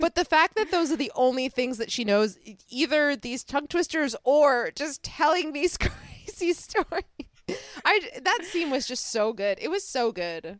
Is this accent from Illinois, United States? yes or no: yes; Chicago, Illinois, United States; accent: Chicago; my Chicago accent